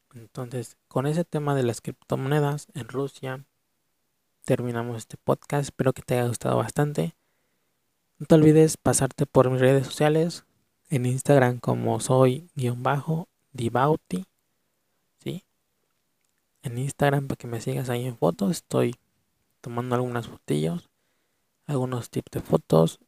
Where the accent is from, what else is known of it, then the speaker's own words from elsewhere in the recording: Mexico; En mi país de México